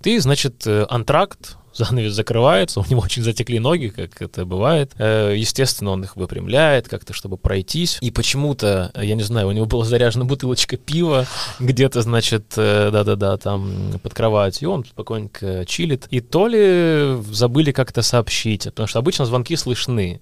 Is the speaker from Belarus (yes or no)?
no; Luhansk, Luhansk Oblast, Ukraine; moved away; also born or lived in Kyiv, Ukraine; я приехал из Луганска, с такого ну, провинциального города